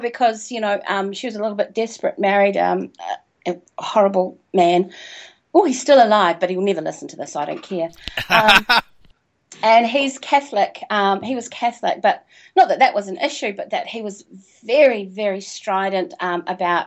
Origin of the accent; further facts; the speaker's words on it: New Zealand; also born or lived in Invercargill, New Zealand; I'm from New Zealand, by the way. I live in Christchurch, which is in the South Island